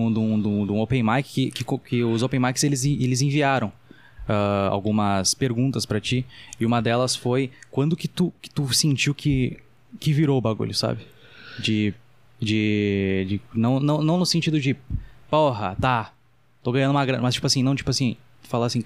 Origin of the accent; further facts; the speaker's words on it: Uberaba, Minas Gerais, Brazil; moved away; Eu sou de Uberaba, Minas